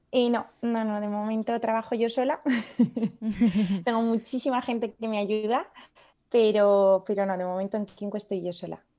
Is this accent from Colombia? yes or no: no; León, Castile and León, Spain; also born or lived in Paris / Madrid / Padua; now in Lyon, France; yo soy de León, que es una ciudad un poco más pequeña